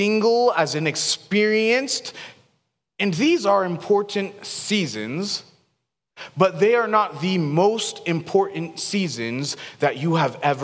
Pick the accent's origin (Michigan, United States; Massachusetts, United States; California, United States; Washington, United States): Washington, United States; Seattle; now in Boise, United States; I grew up in Seattle